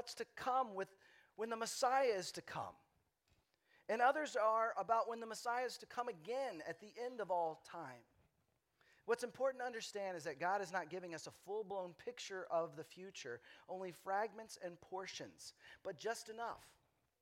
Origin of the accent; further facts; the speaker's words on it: Lubbock, Texas, United States; now in Austin, United States; When I was a kid growing up in Lubbock, Texas